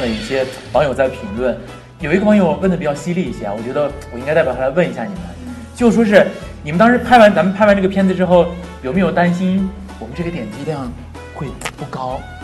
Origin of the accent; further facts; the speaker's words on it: Taiyuan, Shanxi, China; 尤其作为一个真正作为一个太原人